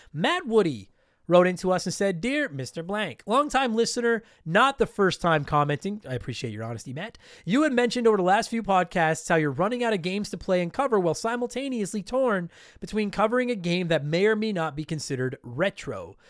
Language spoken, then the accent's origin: English; Canada; I am a proud Canadian